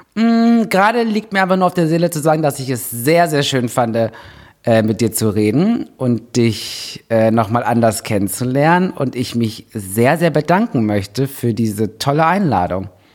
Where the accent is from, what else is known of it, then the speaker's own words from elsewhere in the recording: Germany; kommt aus der Nähe, wo ich herkomme